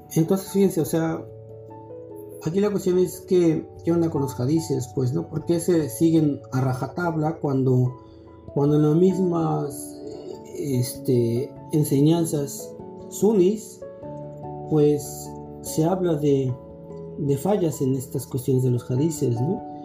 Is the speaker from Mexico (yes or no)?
yes; Mexico; formarnos como, como musulmanes mexicanos